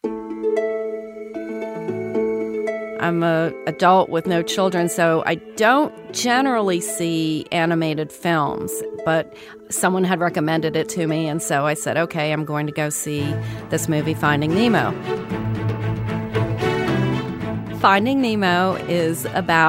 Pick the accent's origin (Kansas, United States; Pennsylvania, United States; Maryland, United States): Maryland, United States; just outside Washington, D.C.; I'm from Maryland, just outside Washington, D.C.